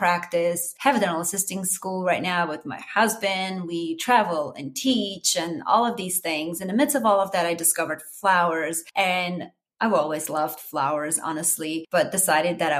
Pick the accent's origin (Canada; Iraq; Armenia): Armenia; English is a second language; moved away as an adult; now in United States; I am Armenian originally, wasn't born and grew up and, you know, finished college and the whole nine yards and came here to United States as an adult